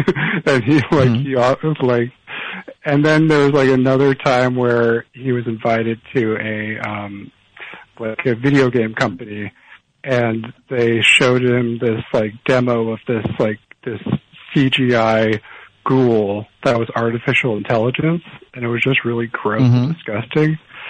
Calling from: Los Angeles, California, United States; from Los Angeles.

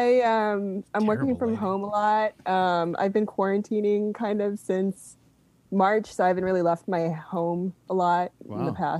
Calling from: Oakland, California, United States; I'm from Oakland, California.

